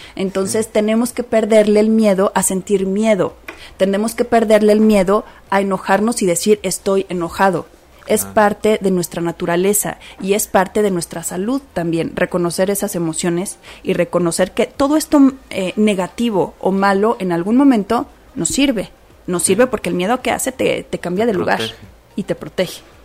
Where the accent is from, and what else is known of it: Mexico